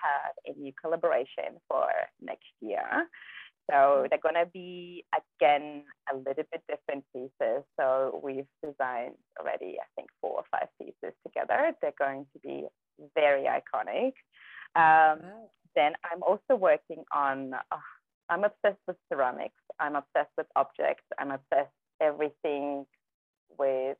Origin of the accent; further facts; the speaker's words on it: Germany; English is a second language; moved away as an adult; also born or lived in Kazakhstan; now in Gerringong, Australia; we grew up in Germany.